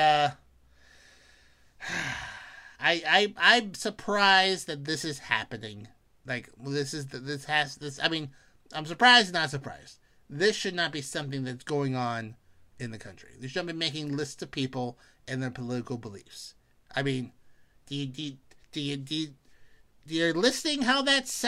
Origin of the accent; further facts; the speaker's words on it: Pennsylvania, United States; the great Commonwealth of Pennsylvania, my home state